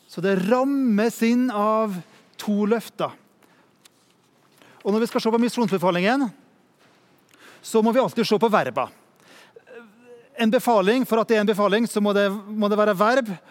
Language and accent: Norwegian; Norway; og jeg kommer fra Norge og jobber i Ungdom i oppdrag.